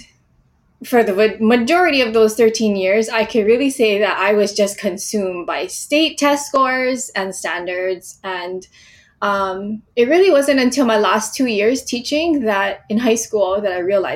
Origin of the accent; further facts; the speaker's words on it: Hawaii, United States; I was born and raised in Hawaii, and I spent a lot of time near the ocean growing up